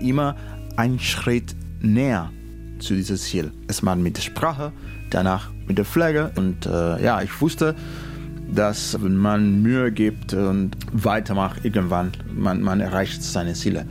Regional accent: Cuba; German is a second language; moved away as an adult; now in Berlin, Germany; Ich bin in Kuba geboren, aber ich bin jetzt hier.

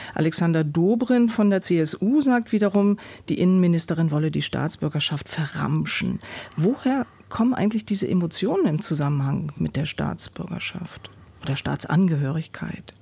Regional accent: Germany; Ich wurde von deutschen Eltern in der Bundesrepublik Deutschland geboren

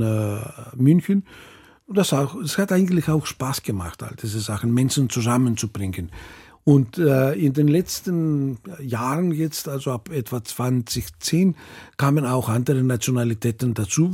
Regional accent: Greece; also born or lived in Munich, Germany; now in Germany; als mhm. griechische Population in äh, Deutschland

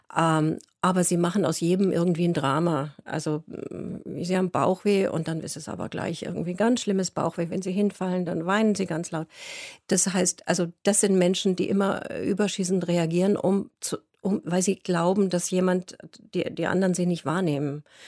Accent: Munich, Bavaria, Germany; moved away

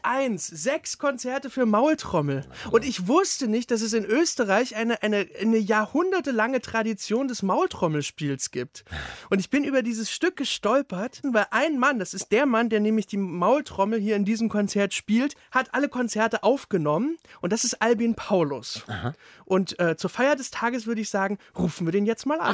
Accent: East Germany, Germany; ich bin ja ohne Religion aufgewachsen, so als Ossi

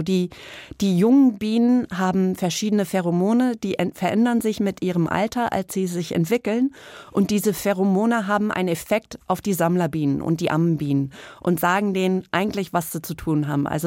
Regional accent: East Coast, United States; also auf der Ostküste in den USA aufgewachsen und wir sind dann öfters immer nach Rhode Island hochgefahren.

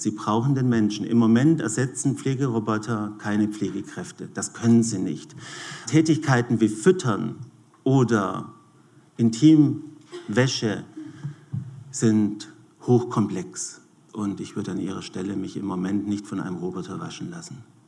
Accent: Switzerland; bei uns in der Schweiz

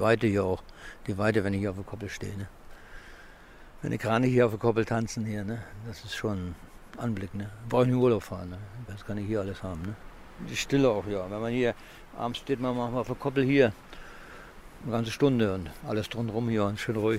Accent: Amt Neuhaus, Lower Saxony, Germany; Erstmal bin ich hier ehemalig in Niedersachsen geboren

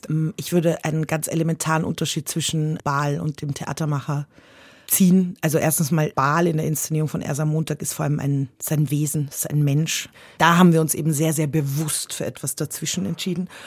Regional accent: Austria; habe so gedacht, naja, ich mag ja Herausforderungen und ich bin ja aus Österreich und ich mag Bergsteigen

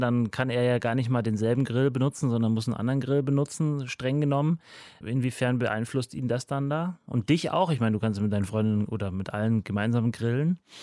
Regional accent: near Munich, Bavaria, Germany; now in Berlin, Germany; Ich komme aus der Nähe von München.

